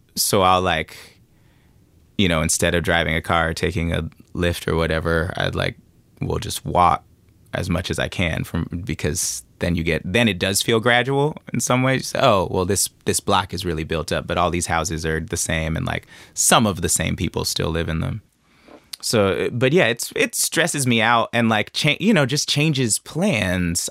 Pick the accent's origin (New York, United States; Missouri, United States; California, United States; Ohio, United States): California, United States; Oakland; growing up in Oakland